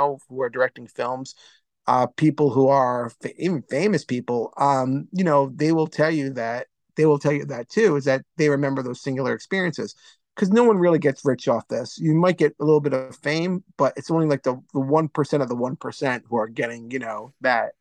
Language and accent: English; Cranston, Rhode Island, United States; I'm a guy from Cranston, Rhode Island